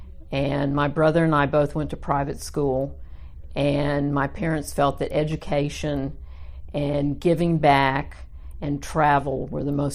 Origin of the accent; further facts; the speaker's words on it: Dallas, Texas, United States; I'm native Dallas. I was born and raised in Dallas